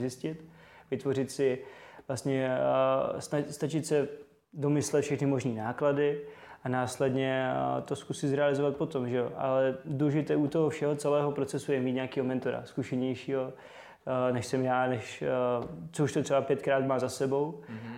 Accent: Zlín, Zlín Region, Czechia; also born or lived in Prague; pocházím ze Zlína, vlastně, kde jsem se narodil, doteď uh, tam žiju v Střídavě s Prahou

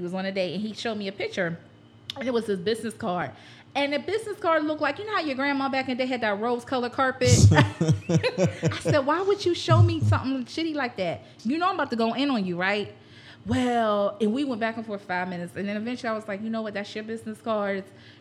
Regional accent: Pittsburgh, Pennsylvania, United States; moved away as an adult; now in Philadelphia, United States; I'm from Pittsburgh, born and raised

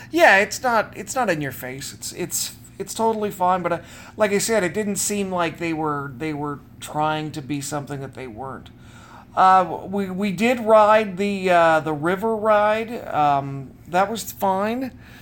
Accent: the Northwest, Pacific Northwest, United States; growing up in the Northwest

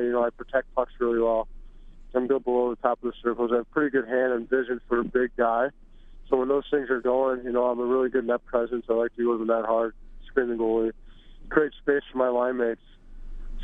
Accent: St. Louis, Missouri, United States; now in Edmonton, Canada; Grew up in St. Louis, had good coaches.

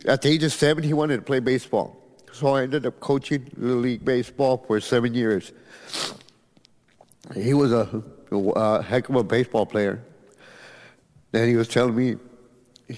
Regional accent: Edinburg, Texas, United States; I'm from Edinburgh, Texas

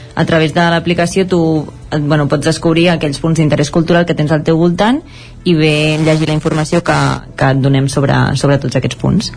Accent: La Garriga, Catalonia, Spain; nosaltres som de la Garriga

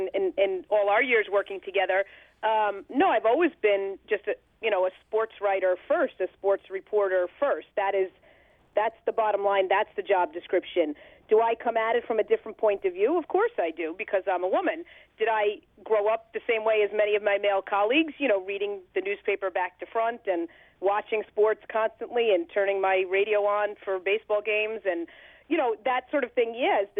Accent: Bergen County, New Jersey, United States; I grew up in Bergen County, New Jersey, moved there when I was 5 years old.

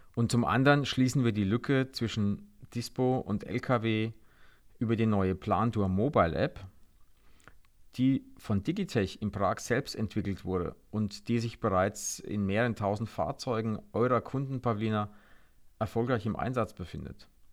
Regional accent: Germany; wir in Deutschland

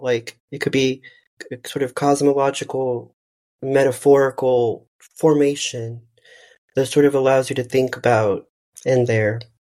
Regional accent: McAllen, Texas, United States; moved away; also born or lived in Dallas, Texas; I'm from the Rio Grande Valley of South Texas

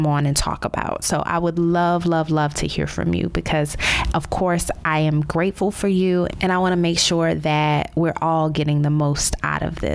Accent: New Orleans, Louisiana, United States; moved away as an adult; also born or lived in Baltimore / Chicago / Dallas; now in Miami, United States; My career has required many cross-country relocations from my hometown of New Orleans to Baltimore, St. Louis, Chicago, Dallas, back to New Orleans, and now Miami, Florida

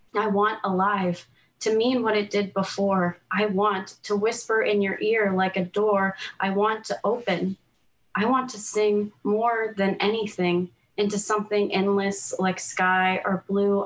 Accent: United States; now in Canada; I'm American I grew up there but now I live in Canada

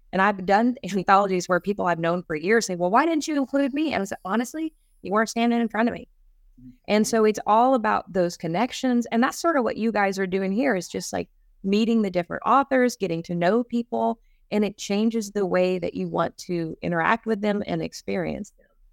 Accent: East Texas, United States; I'm from East Texas

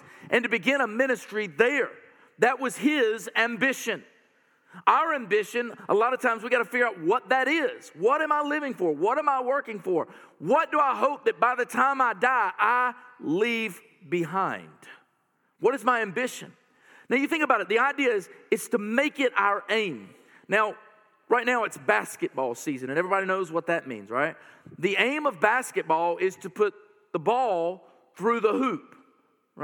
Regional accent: North Carolina, United States; I'm from North Carolina

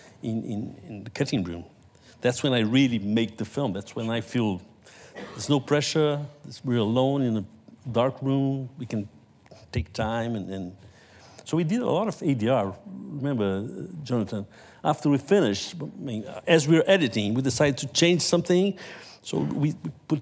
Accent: Brazil; I'm Brazilian

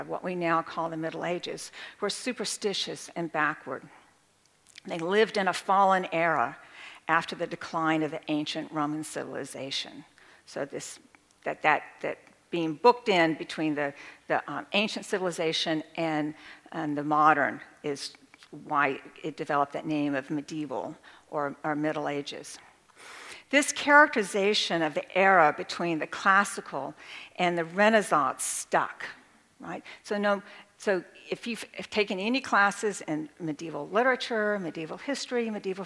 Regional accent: rural Texas, United States; I come from a very rural part of Texas, and we have Gothic buildings there

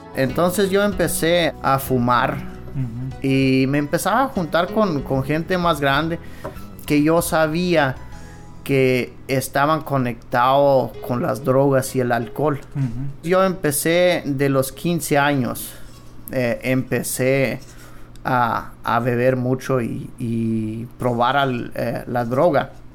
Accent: Cuauhtémoc, Chihuahua, Mexico; Yo vengo de Cuauhtémoc, eh, Chihuahua. Es una colonia menonita y Hay algunas colonias pero lo que es más donde yo crecí es en Los Cienes

